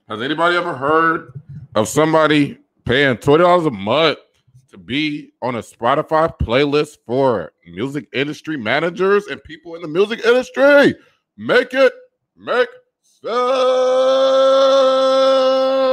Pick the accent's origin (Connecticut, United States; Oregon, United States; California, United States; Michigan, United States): Michigan, United States; Detroit; I'm from Detroit